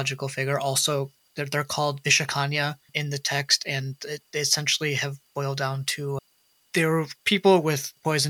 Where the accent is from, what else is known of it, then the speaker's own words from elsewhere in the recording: Dearborn, Michigan, United States; Dearborn, where I grew up in Michigan